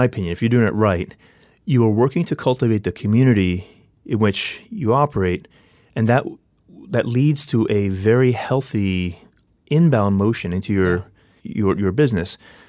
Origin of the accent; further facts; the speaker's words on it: District of Columbia, United States; also born or lived in Maryland; So, you know, I grew up in on the East Coast, born and raised in the D.C. area, and then grew up progressively moving closer toward Baltimore.